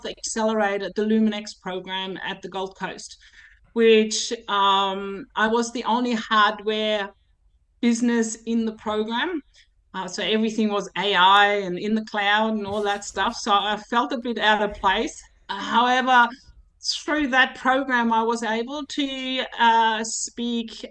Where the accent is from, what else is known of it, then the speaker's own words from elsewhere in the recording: Germany; now in Kingaroy, Australia; my hometown in Germany